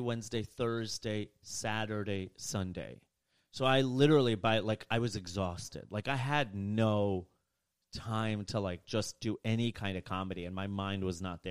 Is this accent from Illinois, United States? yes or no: yes; Rockford, Illinois, United States; moved away; I grew up in the suburbs of Chicago, Illinois. I grew up in Rockford, Illinois.